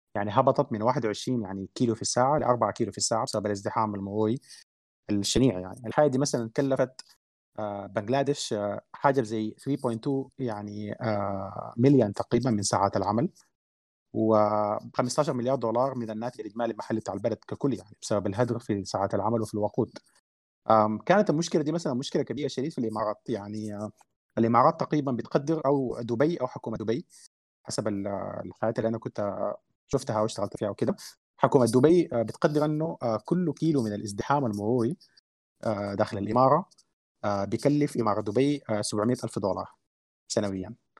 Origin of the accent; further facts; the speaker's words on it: Sudan; احنا عندنا في السودان